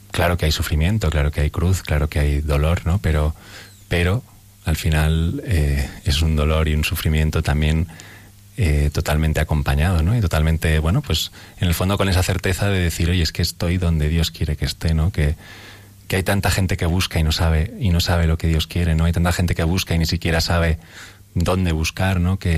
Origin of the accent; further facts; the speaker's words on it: Madrid, Community of Madrid, Spain; llevar a, pues a, mi pueblo, ¿no? a ese pequeño barrio joven ¿no? de, de Carabanchel.